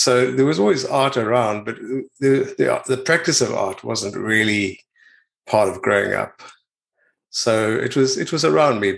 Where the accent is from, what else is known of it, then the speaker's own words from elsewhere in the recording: Pretoria, Gauteng, South Africa; moved away as an adult; now in New Zealand; I was born in Pretoria and in South Africa in this in 1960